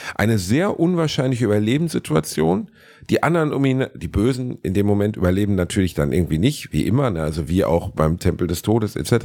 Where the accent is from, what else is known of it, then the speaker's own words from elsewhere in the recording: Germany; wir sind ja Deutsche